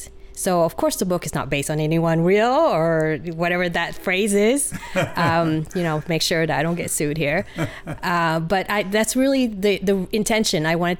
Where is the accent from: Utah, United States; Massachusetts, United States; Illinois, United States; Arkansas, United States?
Utah, United States; I grew up in Utah. After college, I started to work in Southern California. And because of a boy, I decided to move up north. And here I am.